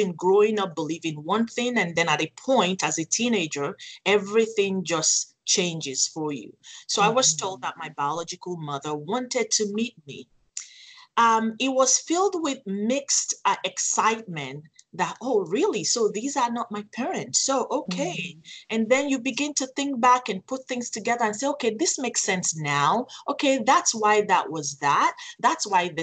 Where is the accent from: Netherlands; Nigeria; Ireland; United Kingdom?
Nigeria; also born or lived in Phoenix, Arizona; now in United States; I was sent to Nigeria, Africa, to be raised by my paternal grandparents.